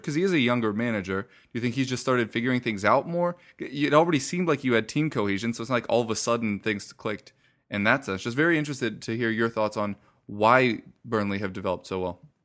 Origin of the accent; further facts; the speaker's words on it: United States; I'm American